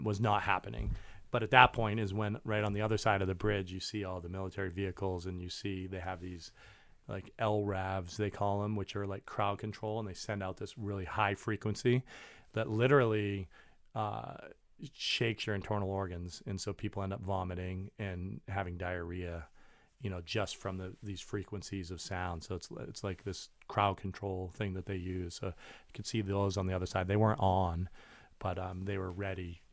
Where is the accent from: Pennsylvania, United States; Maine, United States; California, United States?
Maine, United States; moved away; I grew up in Maine.